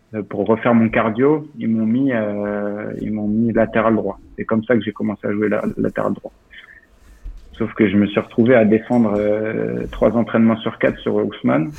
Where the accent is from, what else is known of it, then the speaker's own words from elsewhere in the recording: Lorient, Brittany, France; moved away as an adult; now in Zagreb, Croatia; Concarneau, une demi-heure de chez moi, je suis de Lorient